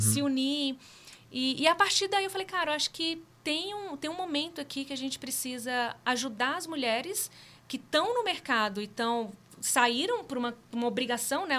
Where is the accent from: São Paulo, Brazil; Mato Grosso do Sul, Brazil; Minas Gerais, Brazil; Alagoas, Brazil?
Minas Gerais, Brazil; northern; eu sou mineira lá do norte de Minas, criada numa família de muitas mulheres incríveis